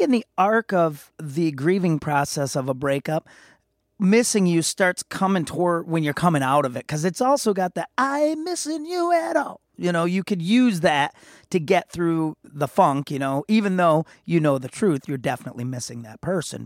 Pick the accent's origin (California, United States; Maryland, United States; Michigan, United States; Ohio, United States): Michigan, United States; Muskegon; my hometown of Muskegon, Michigan.